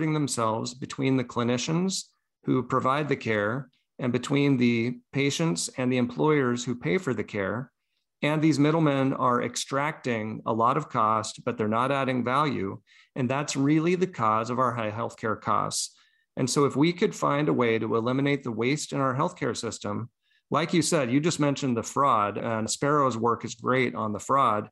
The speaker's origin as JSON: {"language": "English", "country": "United States", "said": "As an American"}